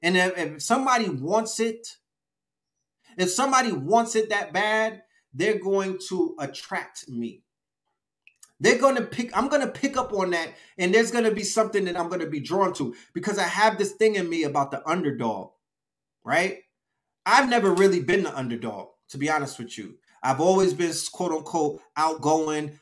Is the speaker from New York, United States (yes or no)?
yes; New York City, New York, United States; moved away as an adult; also born or lived in Bronx, New York City; now in Atlanta, United States; I come from Flatbush